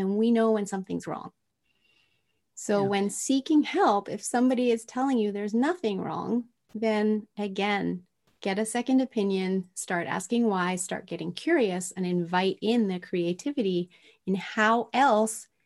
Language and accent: English; Tokyo, Japan; moved away; I was raised in Tokyo, Japan in the 70s